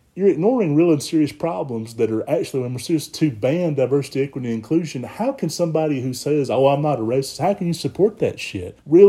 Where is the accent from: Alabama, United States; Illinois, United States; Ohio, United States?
Alabama, United States; growing up in Alabama